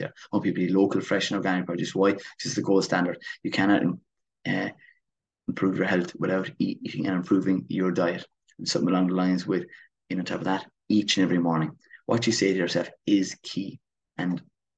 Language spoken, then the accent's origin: English; Kilmeaden, Munster, Ireland; Waterford, where my hometown is Kilmeaden.